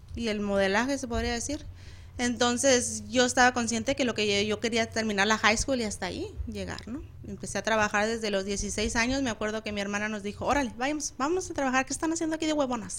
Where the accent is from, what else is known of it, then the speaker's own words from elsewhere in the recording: Chihuahua, Mexico; yo soy de Chihuahua